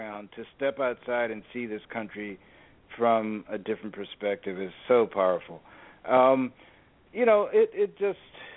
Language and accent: English; Washington, District of Columbia, United States; I grew up in Washington, D.C.